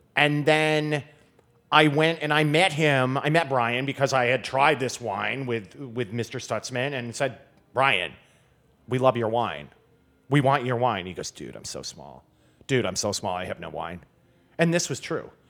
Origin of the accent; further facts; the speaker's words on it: Grand Rapids, Michigan, United States; now in Washington, D.C., United States; I grew up near Grand Rapids, which is, um, sort of the largest city on the west side, so kind of central lower, lower Michigan